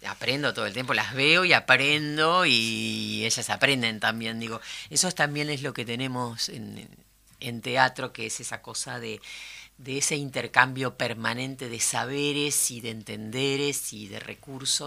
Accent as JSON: {"language": "Spanish", "country": "Uruguay", "said": "como uruguaya"}